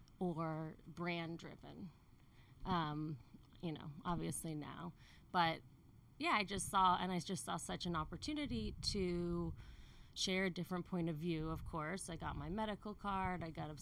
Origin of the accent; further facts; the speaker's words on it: Connecticut, United States; moved away as an adult; also born or lived in New York; now in California, United States; Connecticut, and I lived in New York before California.